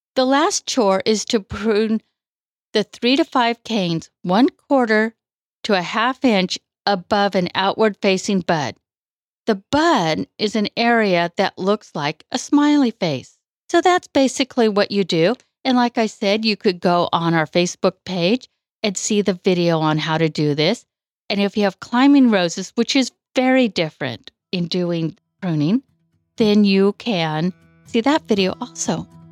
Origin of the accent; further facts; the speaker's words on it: Woodland, California, United States; moved away as an adult; also born or lived in Bay Area, California; now in Colusa, United States; I was born in the Bay Area, but grew up in Woodland.